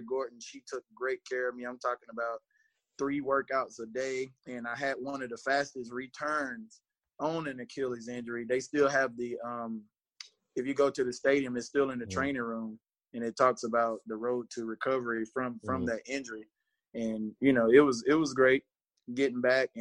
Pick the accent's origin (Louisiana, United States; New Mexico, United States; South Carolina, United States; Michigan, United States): South Carolina, United States; Marlboro County; I'm from Marlboro County.